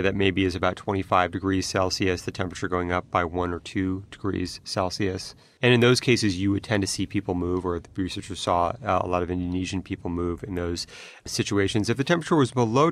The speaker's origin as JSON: {"language": "English", "region": "California", "country": "United States", "tie": "born or raised there", "said": "I grew up in California"}